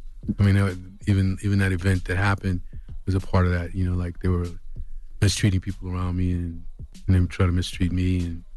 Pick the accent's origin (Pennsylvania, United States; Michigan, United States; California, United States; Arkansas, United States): California, United States; Los Angeles; also born or lived in Texas; I was born in Texas. I was raised in South Central till I was about 11, and then in California. Then we moved out to Carson on the Carson Compton line.